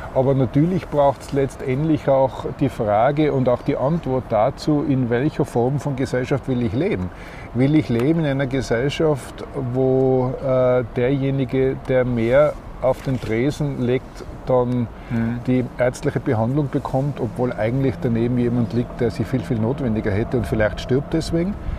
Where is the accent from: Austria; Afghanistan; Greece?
Austria; bei uns in Österreich